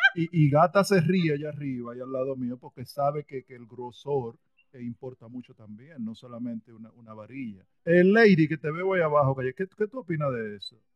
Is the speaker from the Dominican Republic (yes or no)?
yes; Dominican Republic; yo soy dominicano